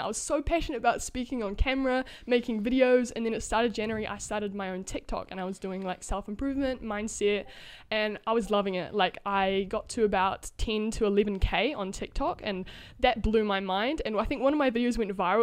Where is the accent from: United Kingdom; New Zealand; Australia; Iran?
New Zealand; I'm from New Zealand